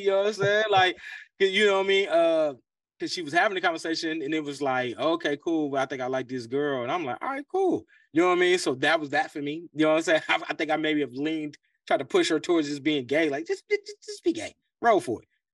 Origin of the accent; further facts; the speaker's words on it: Cincinnati, Ohio, United States; growing up in Cincinnati, Ohio